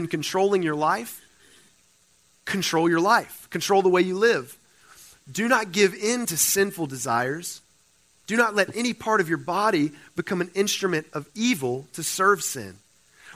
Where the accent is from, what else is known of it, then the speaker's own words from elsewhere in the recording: Cajun, the South, Louisiana, United States; moved away as an adult; now in California, United States; I'm a Cajun boy. All right, I'm from the South.